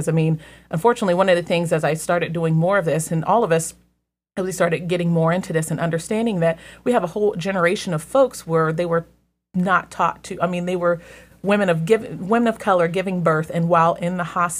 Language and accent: English; Columbus, Ohio, United States; me and the ladies who were all in the larger group who said we're from Columbus or the Columbus area.